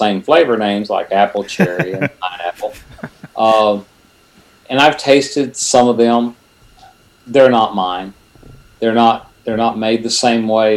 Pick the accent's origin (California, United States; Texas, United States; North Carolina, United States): Texas, United States; Silsbee; also born or lived in Conroe, Texas; now in Houston, United States; I kind of call Silsby home because that was my, learning to drive and getting your first car and all that good stuff. I was actually born, though, in Conroe, Texas